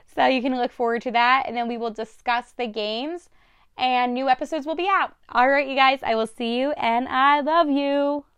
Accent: New Jersey, United States; accent: Jersey; I'm talking my Jersey accent

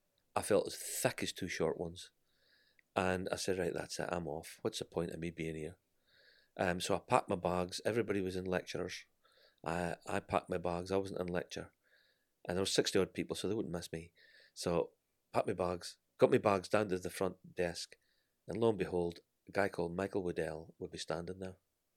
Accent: Scotland, United Kingdom; accent: Scottish; I am Scottish.

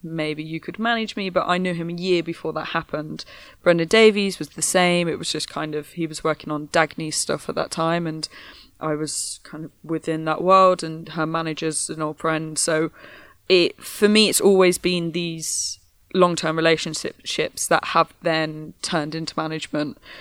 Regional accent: Midlands, United Kingdom; I'm from the Midlands

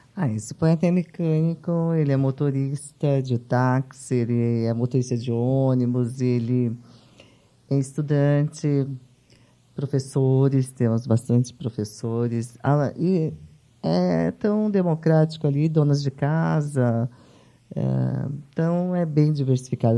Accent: São Paulo, Brazil; also born or lived in São José do Egito, Pernambuco; nasci em Pernambuco, uhum. na cidade de São José do Egito, e fiquei órfã muito cedo e vim para São Paulo

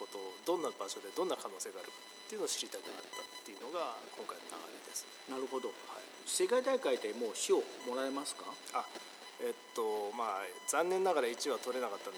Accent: Tokyo, Japan; now in Taiwan; 東京から日本の東京から来ました

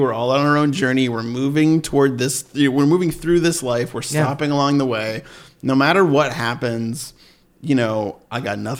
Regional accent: Sharon, Massachusetts, United States; Massachusetts, baby.

